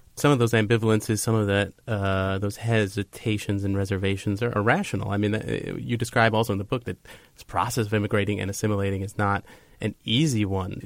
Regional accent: Long Island, New York, United States; also born or lived in Brooklyn; I was born in Brooklyn, but I grew up on Long Island

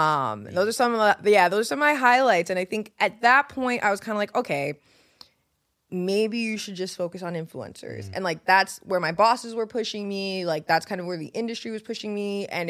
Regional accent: New York, United States; And the funny thing about being like a New Yorker and moving to the South is that people move really differently.

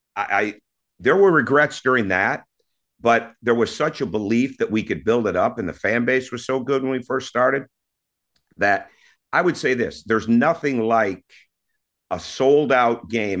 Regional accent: Mount Pleasant, Michigan, United States; moved away; also born or lived in Mequon, Wisconsin; growing up in Mount Pleasant, you know, we lived, uh, I didn't see it as the country, but when I look back at it, it was the country

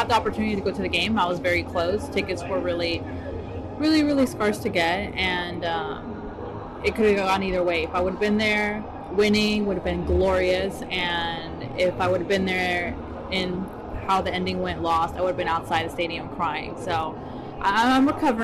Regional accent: Dallas, Texas, United States; I was born here in Dallas.

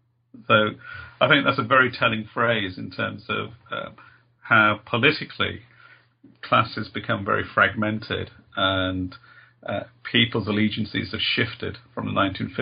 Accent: Birmingham, West Midlands, United Kingdom; growing up in Birmingham in a multicultural, diverse inner city area in the Birmingham in England

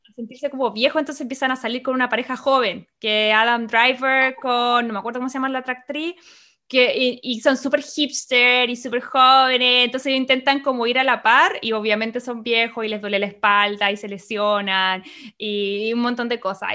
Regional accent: Chile; moved away as an adult; now in United States; como chilena y latina, en ese momento todavía vivía con mis papás

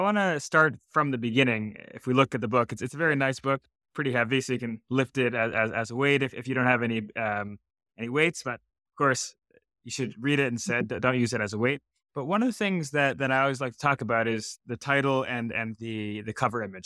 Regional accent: Canada; I'm also Canadian

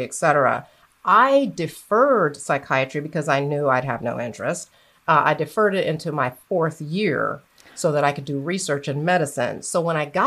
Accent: Florida, United States; moved away as an adult; also born or lived in New York City, United States; now in Atlanta, United States; I grew up in Florida

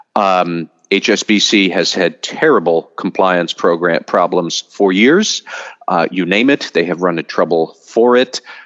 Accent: United States; as an American

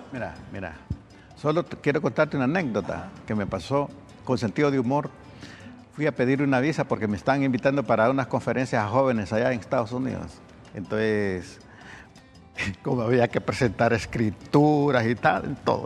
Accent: Honduras

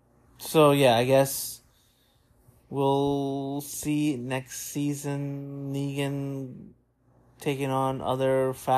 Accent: New York City, New York, United States; you know, we're from Brooklyn.

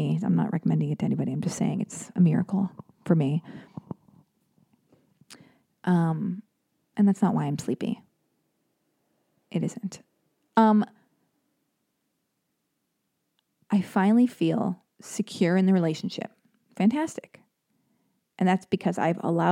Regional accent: United States; I'm an American girl

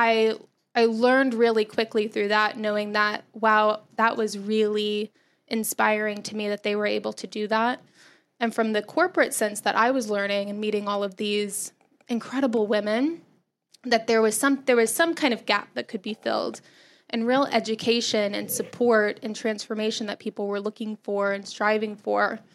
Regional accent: Texas, United States; moved away as an adult; I grew up in Texas

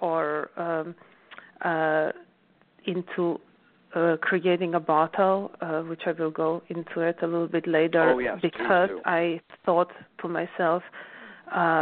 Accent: Slovenia; now in New York, United States; growing up in Alps and being really closely connected to nature

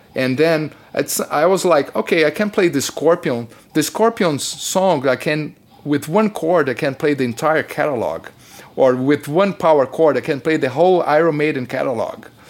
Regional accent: Brazil; moved away; I come from Brazil

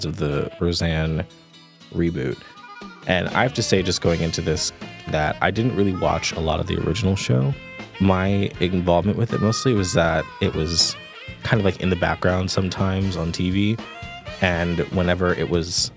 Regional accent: New York, United States; my family are Jamaican immigrants and lived in Queens, you know, when I grew up in New York

